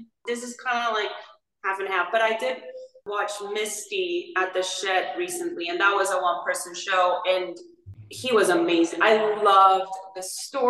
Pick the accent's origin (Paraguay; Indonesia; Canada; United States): Paraguay; moved away; I'm from Paraguay